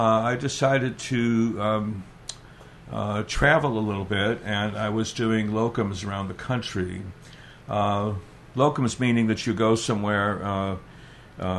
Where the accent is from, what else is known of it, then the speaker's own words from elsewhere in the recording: California, United States; moved away as an adult; now in Walla Walla, United States; I was born and raised in California